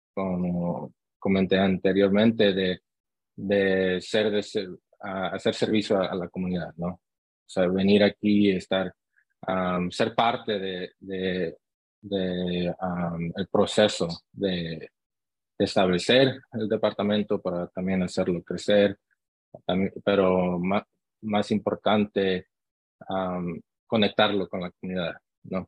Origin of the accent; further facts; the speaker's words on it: Long Beach, California, United States; also born or lived in Santa Ana, California; yo nací aquí en, en Santa Ana, California y crecí en, ah, en Long Beach, California